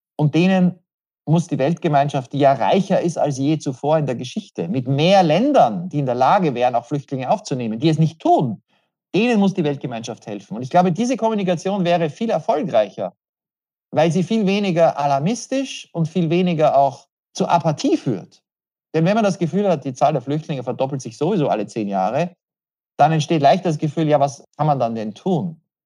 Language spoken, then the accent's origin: German; Vienna, Austria; moved away; also born or lived in Western Ukraine; Wien der Stadt, wo ich aufgewachsen bin